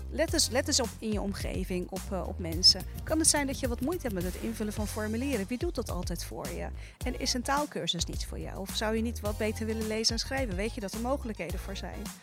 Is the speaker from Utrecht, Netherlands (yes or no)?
no; Rotterdam, South Holland, Netherlands; ik heb een Turkse achtergrond, Turkse ouders. En die spraken de taal niet zo goed. En ik ben opgegroeid in Rotterdam